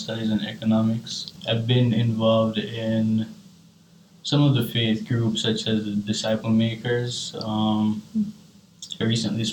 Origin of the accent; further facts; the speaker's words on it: Kingston, Jamaica; also born or lived in Spanish Town, Jamaica; now in United States; I grew up, I was born in Kingston, Jamaica